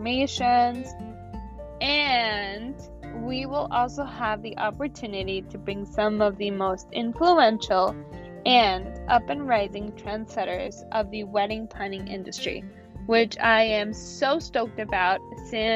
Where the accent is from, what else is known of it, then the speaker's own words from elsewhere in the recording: San Diego, California, United States; also born or lived in Mexico; I was the only one that at age 5 had to move back here to California. And yeah, so I am basically a native San Diegan